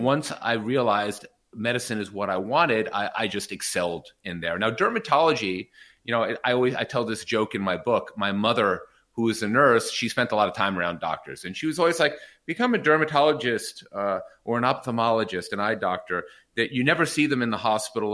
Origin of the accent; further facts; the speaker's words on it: New York, United States; I did grow up a privileged life in New York